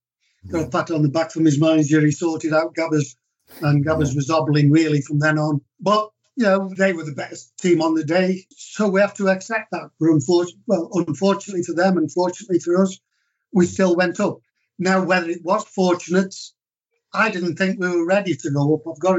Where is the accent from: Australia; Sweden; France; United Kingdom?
United Kingdom; England; I obviously never achieved that, but as an Englishman, yeah, that is as high as you can go.